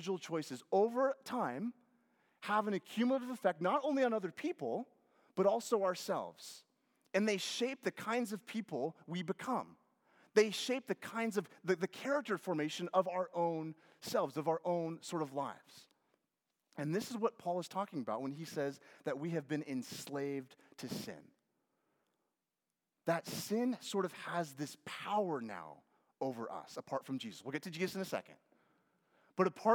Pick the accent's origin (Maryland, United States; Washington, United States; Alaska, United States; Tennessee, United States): Washington, United States; Lynden; moved away; I grew up in Washington State